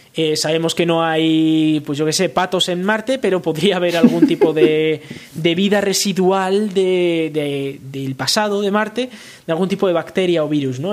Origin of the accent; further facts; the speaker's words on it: Galdakao, Basque Country, Spain; Galdacao como el pueblo donde yo nací